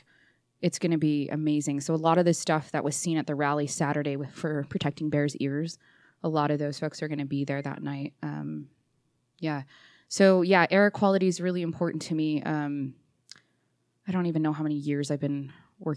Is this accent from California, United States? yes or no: yes; Orange County, California, United States; moved away as an adult; now in Utah, United States; Born and raised in Orange County, California. Moved here in 2001 when I was 21